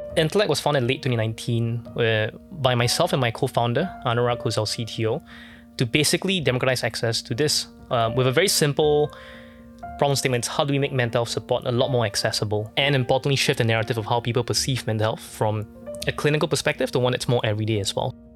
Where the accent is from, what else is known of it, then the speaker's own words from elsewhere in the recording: Singapore; born and raised in Singapore